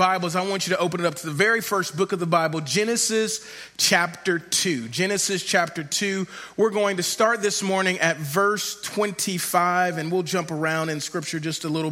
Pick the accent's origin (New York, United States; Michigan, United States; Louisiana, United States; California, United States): Louisiana, United States; Shreveport; I grew up in Shreveport, Louisiana